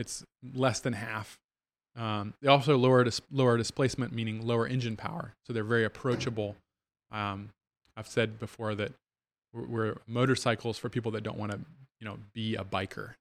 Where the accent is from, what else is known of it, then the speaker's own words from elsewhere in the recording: Virginia, United States; moved away as an adult; also born or lived in New Hampshire / South Bend, Indiana; now in Goshen, Indiana, United States; born and raised in Virginia, went as undergrad in New Hampshire